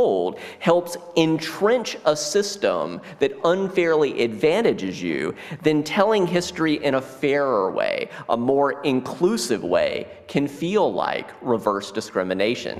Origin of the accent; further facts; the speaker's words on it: South Carolina, United States; Growing up as a white kid in South Carolina